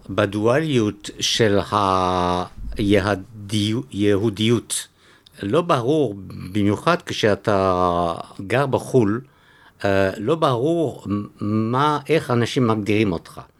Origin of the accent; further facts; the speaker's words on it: Antwerp, Flanders, Belgium; first language French; Hebrew is a second language; moved away as an adult; also born or lived in Switzerland; now in Tel Aviv, Israel; כן, בבלגיה. כן, בעצם גדלתי בבלגיה, כן.